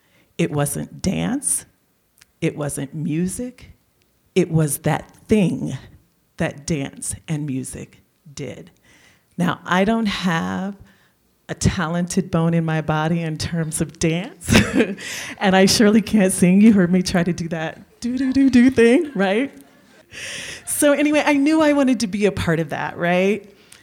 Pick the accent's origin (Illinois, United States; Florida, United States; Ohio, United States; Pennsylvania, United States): Illinois, United States; Chicago; now in Tucson, United States; And I was from Chicago. I'd moved here from Chicago. So from there, my operating base was Chicago.